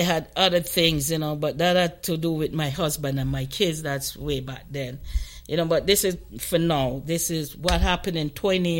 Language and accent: English; Canada; Like, I'm from Canada, and I'm in Trinidad.